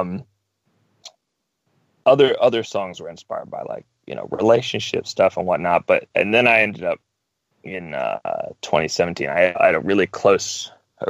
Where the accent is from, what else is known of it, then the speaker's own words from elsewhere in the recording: North Carolina, United States; I'm from North Carolina, as I had mentioned, which is kind of the Bible Belt of the United States